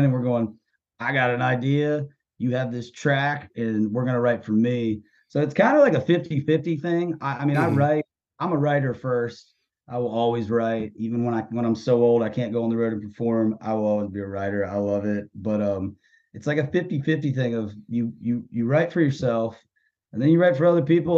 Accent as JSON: {"language": "English", "town": "Winchester", "region": "Virginia", "country": "United States", "tie": "born or raised there", "moved": "as an adult", "lives_now": "Nashville, United States", "said": "I'm from a small town in Virginia called Winchester"}